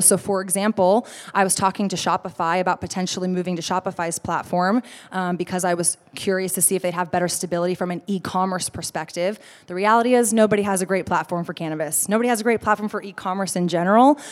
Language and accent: English; Austin, Texas, United States; I'm from Austin